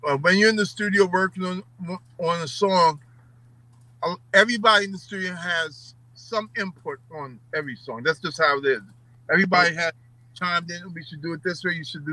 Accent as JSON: {"language": "English", "town": "New York City", "region": "New York", "country": "United States", "tie": "born or raised there", "said": "growing up in New York, especially in Queens"}